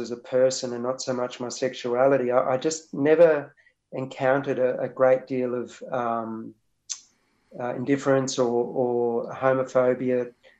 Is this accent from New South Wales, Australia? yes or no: no; Sapphire Gemfields, Queensland, Australia; now in Wurundjeri lands (Melbourne area), Australia; I was growing up on the Sapphire Gemfields, which is about almost 4 hours inland from Rockhampton.